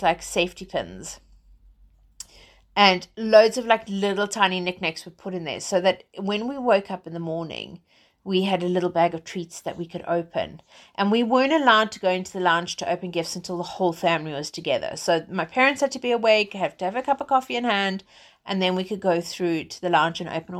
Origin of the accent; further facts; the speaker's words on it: England, United Kingdom; because I'm based in England. I'm British. So, well, British South African, let's say.